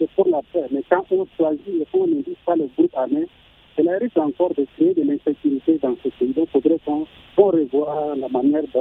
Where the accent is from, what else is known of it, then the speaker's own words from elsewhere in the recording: Central African Republic; Je suis centrafricain.